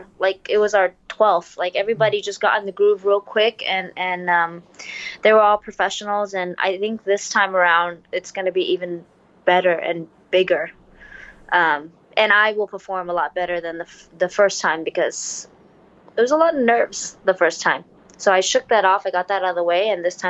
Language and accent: English; Vietnam; The pressure of fighting in my home country, and it was the first card, and I was the first Vietnamese female to do that.